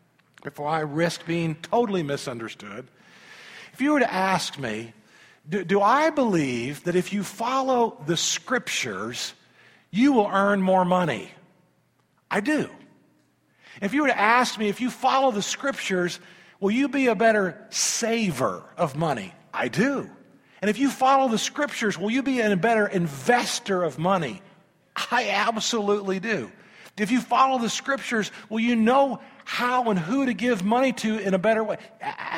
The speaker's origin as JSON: {"language": "English", "country": "United States", "said": "as an American Christian"}